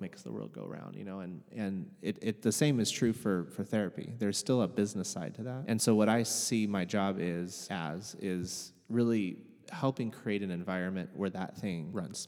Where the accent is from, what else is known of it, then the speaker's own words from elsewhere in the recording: Portland, Oregon, United States; University of Portland right here in my hometown.